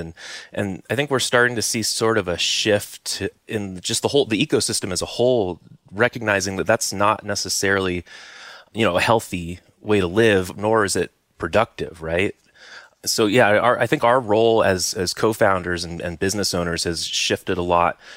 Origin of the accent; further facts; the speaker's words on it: Silicon Valley, California, United States; also born or lived in Santa Cruz Mountains, California; I grew up in Silicon Valley